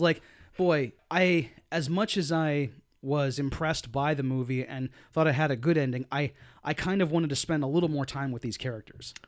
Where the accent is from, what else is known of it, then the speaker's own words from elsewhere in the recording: United States; people from my hometown